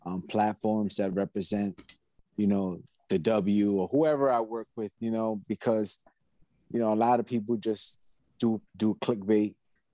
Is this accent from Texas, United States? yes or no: no; New York City, New York, United States; I was born and raised in New York, Booth Memorial Hospital, Flushing, Queens.